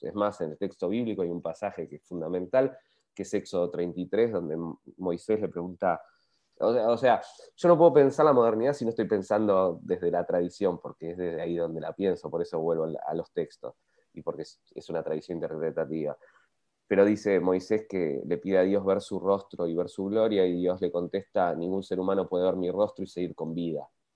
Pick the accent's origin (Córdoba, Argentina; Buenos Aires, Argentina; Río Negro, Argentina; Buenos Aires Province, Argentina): Río Negro, Argentina; Bariloche; yo crecí en Bariloche